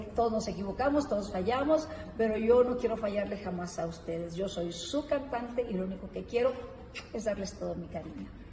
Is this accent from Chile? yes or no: no; northern Mexico, Mexico; Soy norteñota